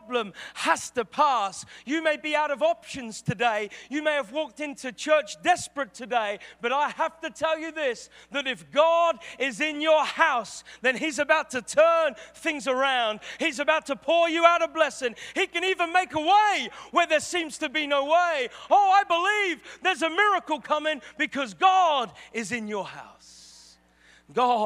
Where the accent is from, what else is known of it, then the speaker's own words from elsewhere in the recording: England, United Kingdom; I'm English.